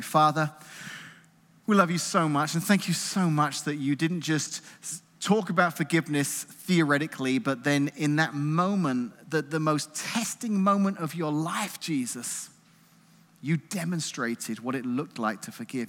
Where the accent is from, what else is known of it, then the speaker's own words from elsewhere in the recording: England, United Kingdom; moved away; growing up in England in the nineteen eighties